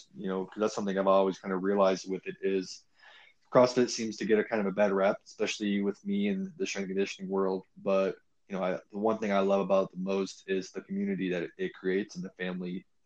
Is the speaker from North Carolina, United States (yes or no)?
no; Hayward, California, United States; moved away; also born or lived in Castro Valley, California; I was born in Hayward.